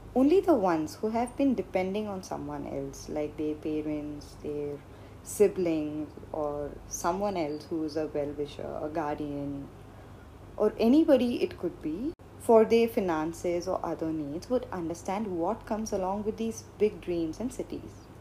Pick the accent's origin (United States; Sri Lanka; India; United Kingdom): India; Being brought up in India and growing up in India